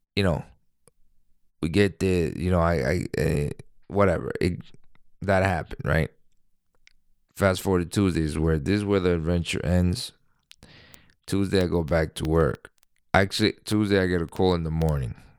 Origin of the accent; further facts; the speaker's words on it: New York, United States; I'm a New Yorker